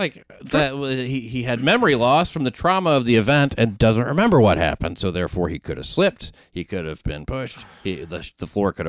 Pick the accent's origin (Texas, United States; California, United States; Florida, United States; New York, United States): New York, United States; you know this as a New Yorker